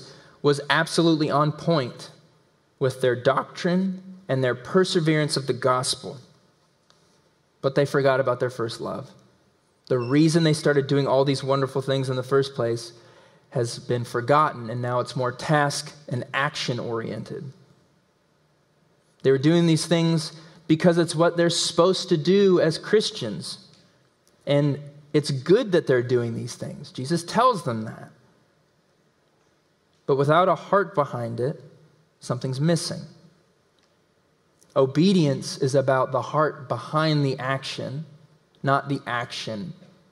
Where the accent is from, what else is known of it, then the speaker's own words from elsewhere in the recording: Tennessee, United States; accent: southern; We're in Tennessee. We're in the belt buckle of the Bible Belt. I was raised in Tennessee.